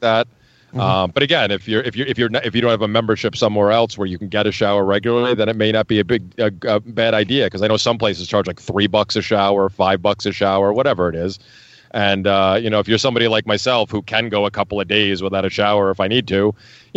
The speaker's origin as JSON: {"language": "English", "region": "New York", "country": "United States", "tie": "born or raised there", "moved": "as an adult", "said": "I grew up near New York City"}